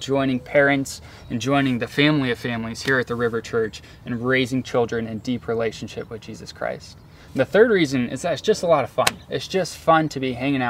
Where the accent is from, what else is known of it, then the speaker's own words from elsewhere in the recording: Orange County, Southern California, United States; also born or lived in Vancouver, Canada; I'm a Orange County native, born and raised in Southern California. And I grew up going to Saddleback Church.